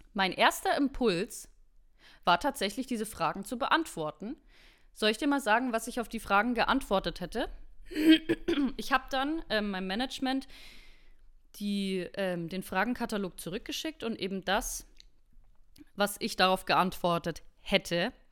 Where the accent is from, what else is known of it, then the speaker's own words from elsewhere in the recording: Germany; für mich als Deutsche